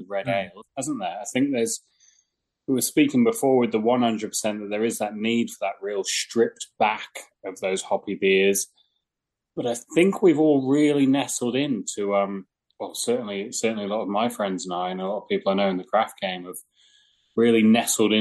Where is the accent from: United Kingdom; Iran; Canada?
United Kingdom; England; moved away as an adult; also born or lived in Wellington, New Zealand; now in Australia; I'm English and I was living in England